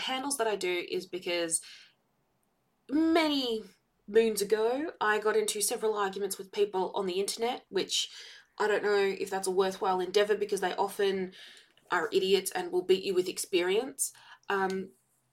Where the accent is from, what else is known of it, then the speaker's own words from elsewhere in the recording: Victoria, Australia; I hail from Victoria in Australia